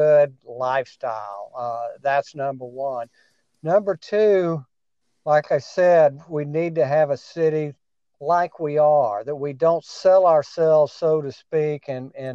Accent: Corpus Christi, Texas, United States; I'm a born and raised in Corpus Christi

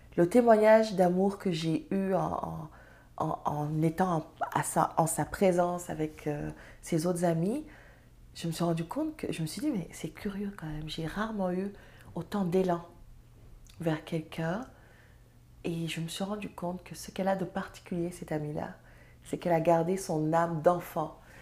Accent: Serer country, Senegal; first language Serer; French is a second language; now in Canada; suis serrère je parle serrère ma langue, euh, c'est ma langue maternelle

